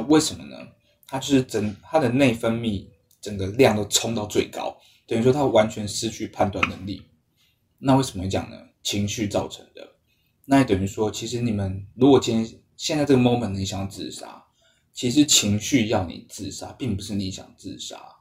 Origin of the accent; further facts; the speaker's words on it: Taiwan; 我们台湾人